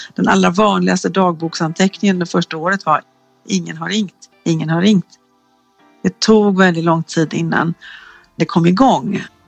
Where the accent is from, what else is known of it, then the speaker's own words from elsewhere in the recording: Gothenburg, Västra Götaland, Sweden; en forskare som är göteborgare som jag är